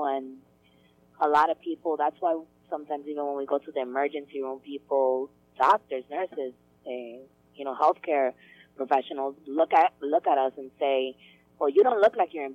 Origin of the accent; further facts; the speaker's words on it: New York, United States; also born or lived in Dominican Republic; I was born here in New York